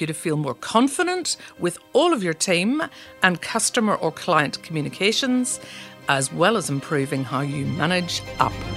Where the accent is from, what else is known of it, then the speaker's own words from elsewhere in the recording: Belfast, Northern Ireland, United Kingdom; now in Adelaide, Australia; I'm originally from Belfast, and we're not afraid of challenging conversations.